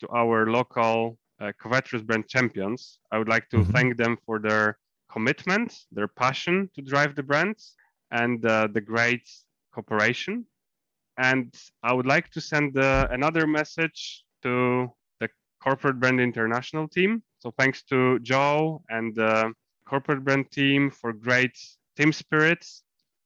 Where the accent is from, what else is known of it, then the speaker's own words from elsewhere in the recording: north-eastern Poland, Warmian-Masurian Voivodeship, Poland; my hometown, which is in northern East Poland, and this is the area of Thousand Lakes